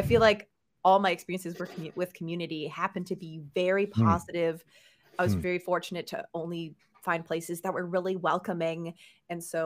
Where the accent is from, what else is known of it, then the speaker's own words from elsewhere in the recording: Canada; moved away; I'm Canadian